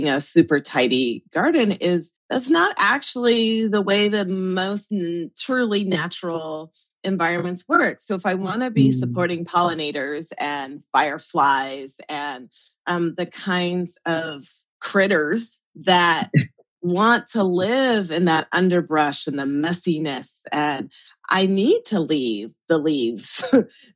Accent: Southern California, United States; the community where I grew up in Southern California

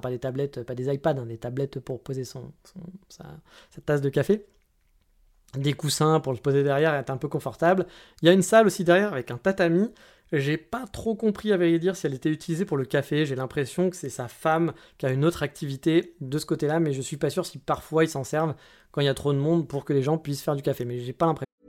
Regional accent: France; now in Japan; on est français, monsieur

